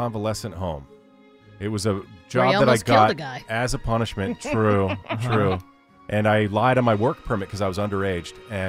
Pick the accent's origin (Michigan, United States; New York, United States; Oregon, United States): New York, United States; New York City; I was born in Queens, New York.